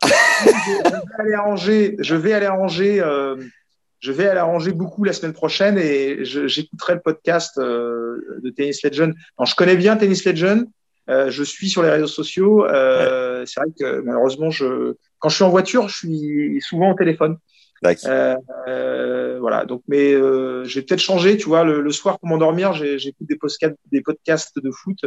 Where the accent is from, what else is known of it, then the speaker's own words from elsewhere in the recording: Rennes, Brittany, France; also born or lived in United States; je suis rennais, notamment à Rennes.